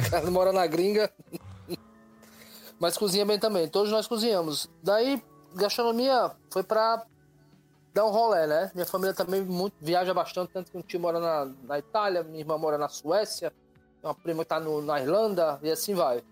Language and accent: Portuguese; Natal, Rio Grande do Norte, Brazil; sou de Natal, Rio Grande do Norte